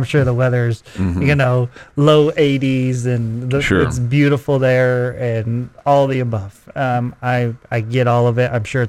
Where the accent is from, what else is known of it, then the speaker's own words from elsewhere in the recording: Central New York, United States; now in Lubbock, United States; I grew up in Central New York